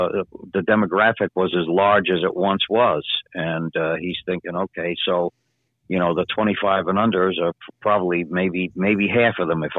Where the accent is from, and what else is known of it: Franklin Square, New York, United States; born or raised there